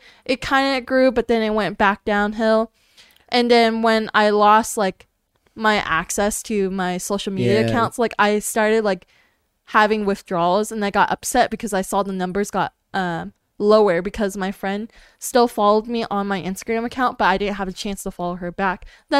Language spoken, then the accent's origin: English; California, United States; I came from California, everybody's basically two-faced